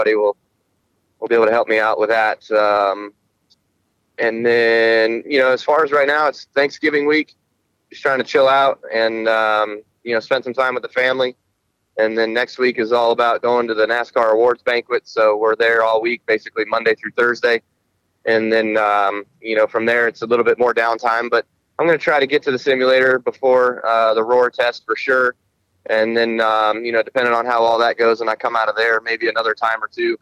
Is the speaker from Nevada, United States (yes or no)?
yes; Las Vegas, Nevada, United States; when I was a kid and growing up in Las Vegas